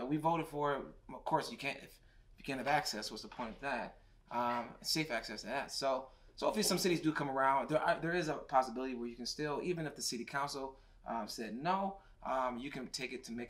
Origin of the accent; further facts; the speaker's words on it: Michigan, United States; we're from Michigan